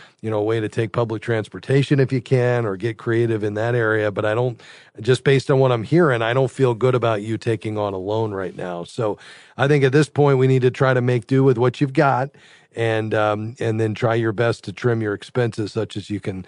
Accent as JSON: {"language": "English", "region": "South Florida", "country": "United States", "said": "I'm from South Florida"}